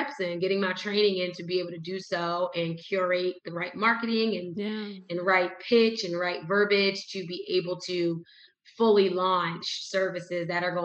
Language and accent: English; Whitesboro, New Jersey, United States; moved away; my hometown in Whitesboro, New Jersey